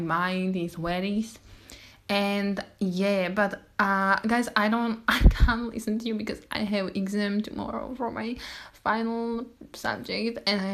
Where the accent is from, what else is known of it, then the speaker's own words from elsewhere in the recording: Slovakia; I'm from Slovakia. I'm Slovakian girl.